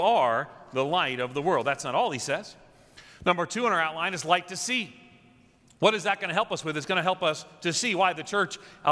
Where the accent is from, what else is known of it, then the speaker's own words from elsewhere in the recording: New York, United States; moved away as an adult; also born or lived in Nashville; now in Chicago, United States; I'm a New Yorker. I think of myself as a New Yorker, having lived in New York more than anywhere else